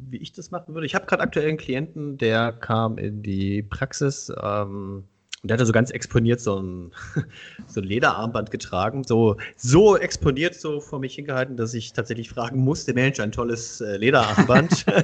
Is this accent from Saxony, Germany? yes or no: yes; Hoyerswerda, Saxony, Germany; ich komme ich komm ja eigentlich aus einer, also ich komme aus Hoyerswerda, das ist ja eine zweisprachige Gegend.